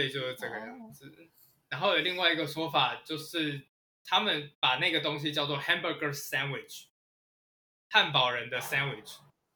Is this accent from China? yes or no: no; Taiwan; 我们台湾人